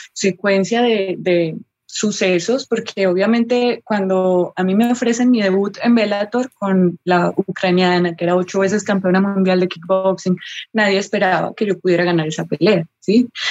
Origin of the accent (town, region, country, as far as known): Colombia